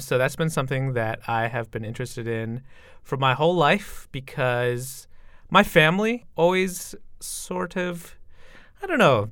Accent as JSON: {"language": "English", "region": "Michigan", "country": "United States", "tie": "born or raised there", "said": "I grew up in Michigan"}